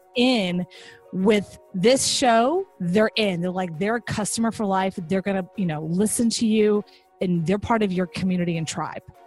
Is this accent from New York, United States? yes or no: no; Texas, United States; I'm from Texas.